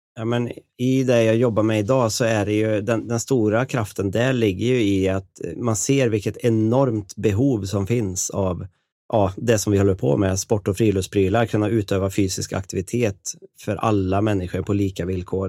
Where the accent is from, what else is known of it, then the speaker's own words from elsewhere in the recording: Karlstad, Värmland, Sweden; Jag kommer från Karlstad i Värmland. Jag har levt och bott där hela mitt liv